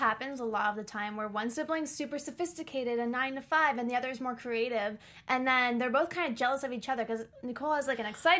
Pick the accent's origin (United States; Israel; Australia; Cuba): United States; East Coast; now in Los Angeles, United States; we're from East Coast, originally.